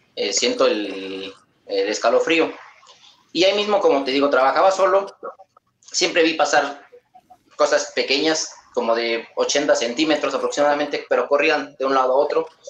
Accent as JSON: {"language": "Spanish", "region": "Querétaro", "country": "Mexico", "said": "De Querétaro, México"}